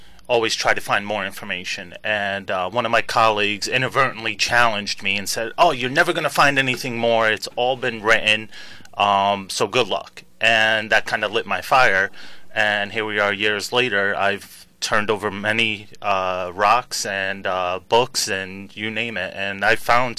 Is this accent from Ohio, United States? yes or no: no; Stafford Springs, Connecticut, United States; also born or lived in Sicily; I grew up in Stafford Springs and up and down eastern Connecticut.